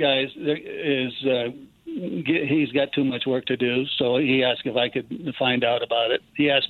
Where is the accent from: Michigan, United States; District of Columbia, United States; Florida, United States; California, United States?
California, United States; Southern; moved away; I'm from Southern California